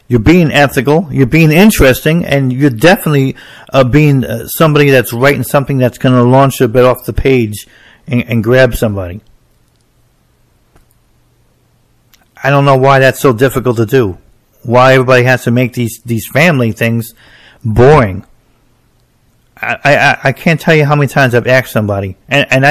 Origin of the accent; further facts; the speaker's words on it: New Jersey, United States; I'm from New Jersey, so we don't have county fairs